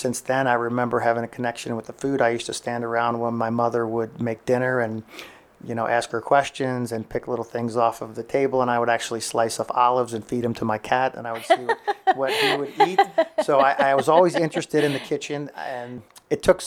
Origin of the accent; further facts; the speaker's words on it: Cincinnati, Ohio, United States; moved away as an adult; also born or lived in New York / Estero, Florida; now in Punta Gorda, United States; we grew up in Cincinnati, Ohio, close to the city